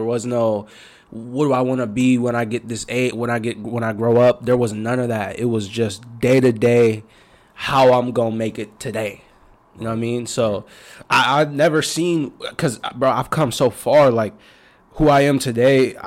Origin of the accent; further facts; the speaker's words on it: Tacoma, Washington, United States; I grew up in Tacoma all the way.